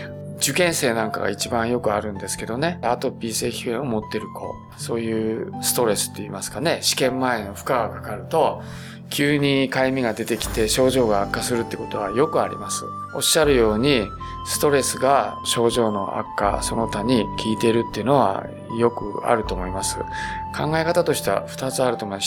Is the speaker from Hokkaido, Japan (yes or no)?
no; Beppu, Oita, Japan; 私はあの、大分県の別府の生まれ